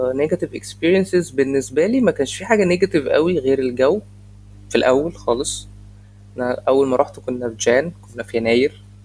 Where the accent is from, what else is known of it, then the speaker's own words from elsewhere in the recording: Egypt; انا مصري